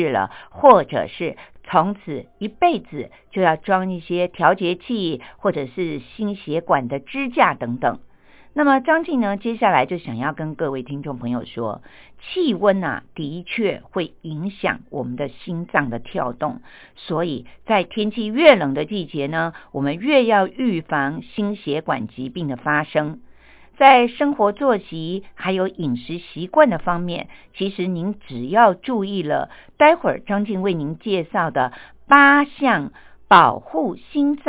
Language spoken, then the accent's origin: Chinese; Taiwan; 像我们台湾人呢，就特别的喜欢吃姜母鸭